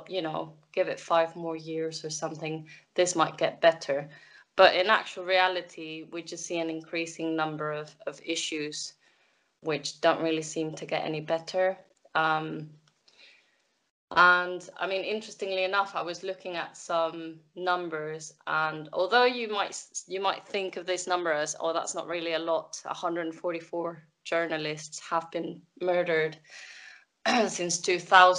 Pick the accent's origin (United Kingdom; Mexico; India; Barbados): Mexico; moved away; I'm from Mexico